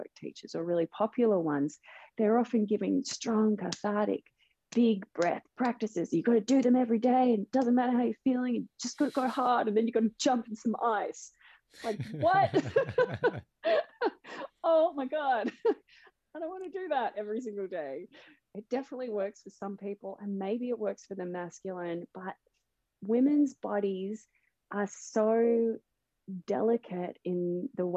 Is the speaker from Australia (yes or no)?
yes; Melbourne, Victoria, Australia; Melbourne, which is my hometown, Melbourne, Australia.